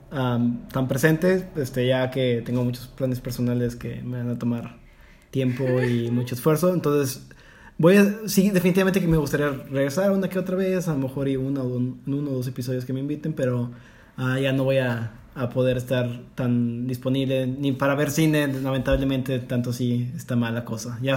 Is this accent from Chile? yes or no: no; Mexico; Porque soy mexicano.